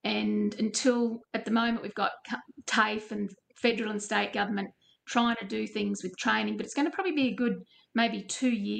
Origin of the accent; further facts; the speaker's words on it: Richmond, Queensland, Australia; moved away; I'm from Richmond in Western Queensland originally, from a sheep and cattle station halfway between Townsville and Mount Isa, so fairly remote.